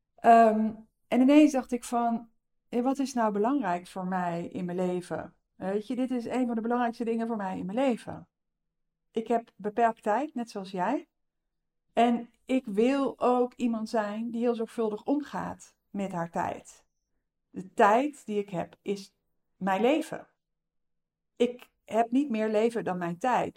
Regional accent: North Brabant, Netherlands; Ik kom uit Brabant

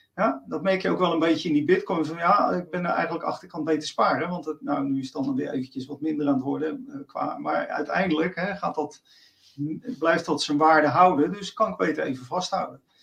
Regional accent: Rotterdam, South Holland, Netherlands; accent: Rotterdam; mijn Rotterdamse accent

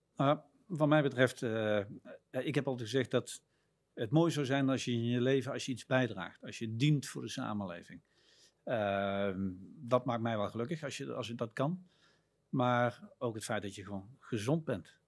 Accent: Netherlands; Wij vinden het als Nederlanders

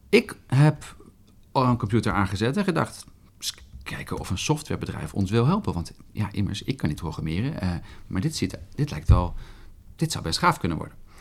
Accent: Arnhem, Gelderland, Netherlands; moved away as an adult; also born or lived in Groningen; Ik kom uit Arnhem.

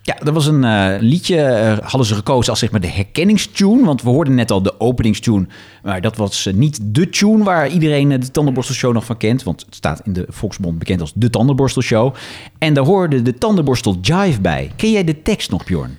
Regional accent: Netherlands; wij komen uit die, uit grensstreek

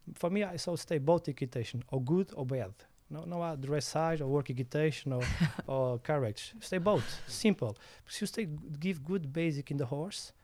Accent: Portugal; English is a second language; I'm from Samarcorreia. It's a, a, small village in Portugal

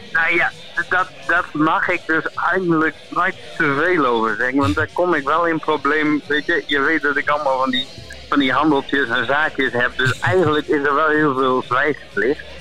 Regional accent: East Groningen, Netherlands; ik kom uit Oost-Groningen

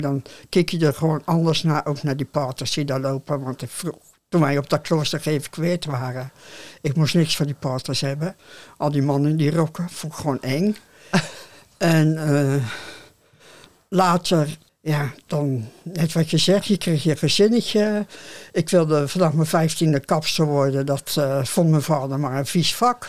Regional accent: Oude-Tonge, South Holland, Netherlands; moved away as an adult; also born or lived in Rozenburg / Oostvoorne; Geboren op de Zudik, de Oude Tongen. En ik was eh, met de schramp was ik negen jaar. Later ben ik van het eiland afgegaan. Toen ik twintig was

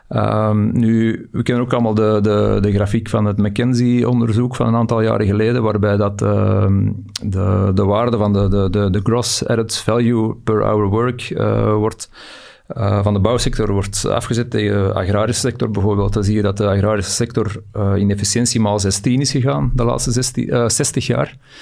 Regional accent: Belgium; we zitten altijd met een baksteen in onze maag als Belg zijnde

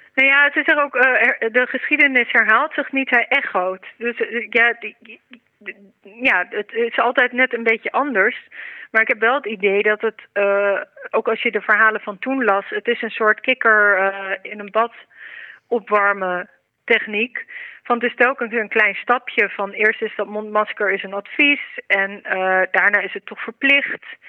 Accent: Netherlands; als Nederlanders

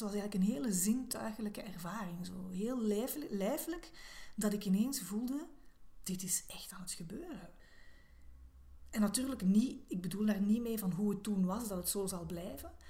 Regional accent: Belgium; als Belg

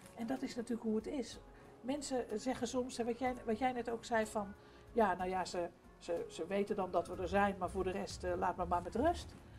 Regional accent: Amsterdam, North Holland, Netherlands; ik kom uit Amsterdam, daar, ben ik zelf geboren en opgegroeid

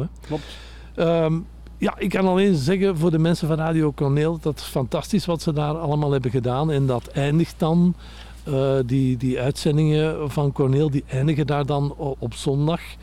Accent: Antwerp, Flanders, Belgium; ik kom zelf van Antwerpen.

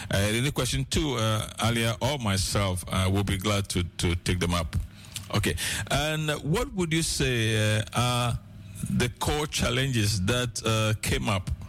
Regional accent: Ghana; moved away; am from Ghana originally, by the way.

